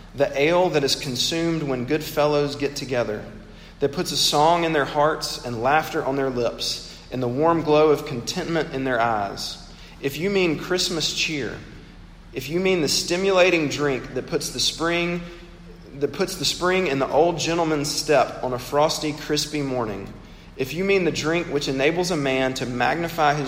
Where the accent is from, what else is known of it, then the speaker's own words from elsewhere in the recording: Mississippi, United States; my home state of Mississippi